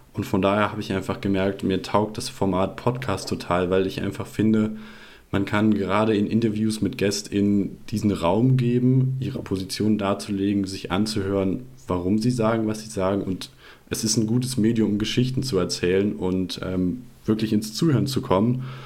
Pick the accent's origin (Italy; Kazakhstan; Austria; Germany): Germany; Rhineland-Palatinate; moved away as an adult; also born or lived in Baden-Württemberg; ich bin aufgewachsen in Rheinland-Pfalz und bin da auch zur Schule gegangen.